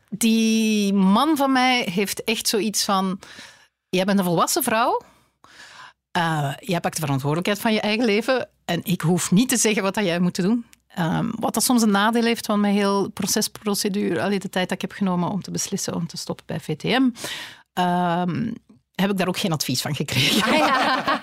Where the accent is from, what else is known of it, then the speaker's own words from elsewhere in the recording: Flanders, Belgium; wij als Vlaming